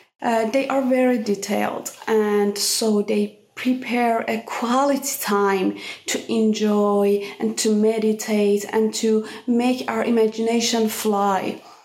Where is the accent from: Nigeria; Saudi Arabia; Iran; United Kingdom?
Iran; My favorite memories, I would say that I really miss those time when I was visiting Van.